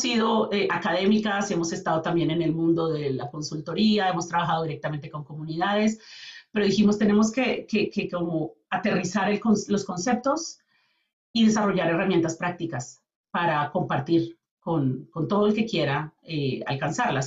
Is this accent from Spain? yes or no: no; Colombia; moved away as an adult; now in Calgary, Canada; yo vengo de Colombia. Eh, con mi familia venimos a vivir en el 2008 a Canadá